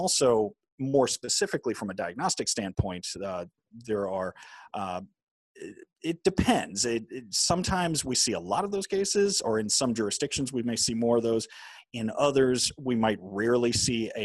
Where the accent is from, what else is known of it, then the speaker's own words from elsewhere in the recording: New Orleans, Louisiana, United States; I grew up in New Orleans, Louisiana